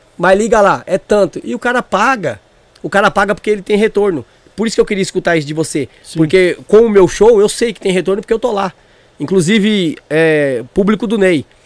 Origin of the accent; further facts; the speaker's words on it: Northeast Region, Brazil; Eu sou jegue de vila, eu sou nordestino